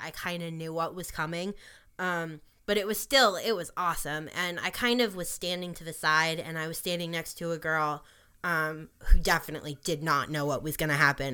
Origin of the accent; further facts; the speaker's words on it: New York, United States; as a New Yorker